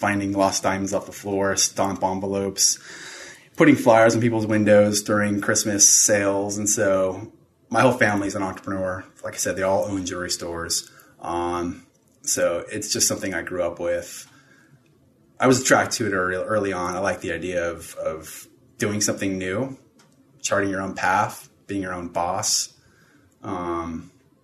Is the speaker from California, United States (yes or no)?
yes; Southern California, United States; moved away as an adult; I grew up in Southern California